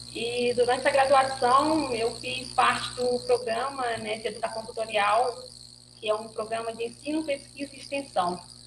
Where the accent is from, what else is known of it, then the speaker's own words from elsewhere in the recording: western Bahia, Brazil; now in Petrópolis, Brazil; eu sou natural da região oeste da Bahia